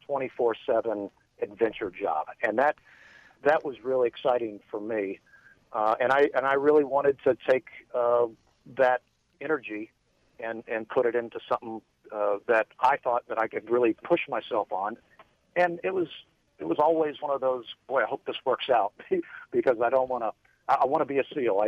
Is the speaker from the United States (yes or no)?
yes; Miami, Florida, United States; growing up in Miami